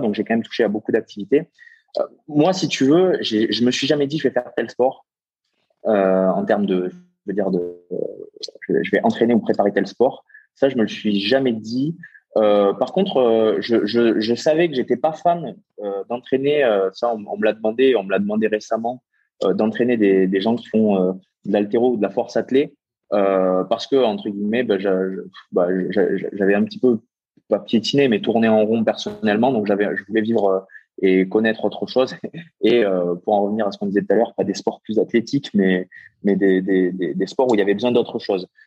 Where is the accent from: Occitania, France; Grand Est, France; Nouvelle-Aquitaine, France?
Occitania, France; Castres; je viens pas de Toulouse, je viens de, de Castres, donc euh, qui est à une heure de Toulouse